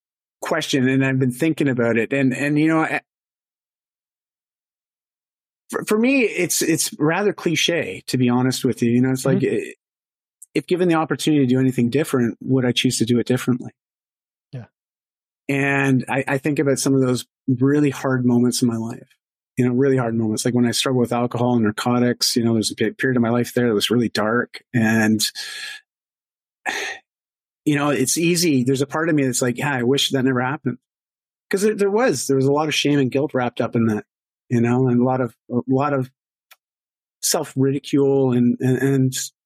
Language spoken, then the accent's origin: English; Canada; I'm Canadian